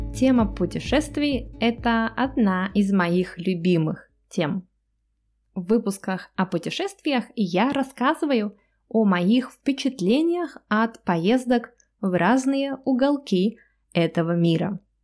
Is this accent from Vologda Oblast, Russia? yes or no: yes; Cherepovets, Vologda Oblast, Russia; моего родного города, Череповец